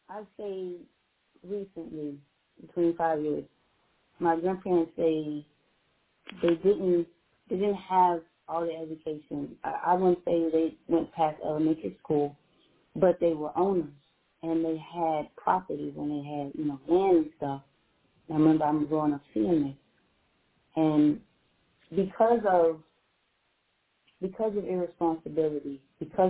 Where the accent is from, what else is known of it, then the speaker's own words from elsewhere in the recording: Fort Lauderdale, Florida, United States; also born or lived in Pompano Beach, Florida; I was raised in Fort Lauderdale, Florida, but to be honest with Jackie, you know, my grandparents stayed in Pompano Beach, so I visited Fort Lauderdale, but I stayed and lived in Pompano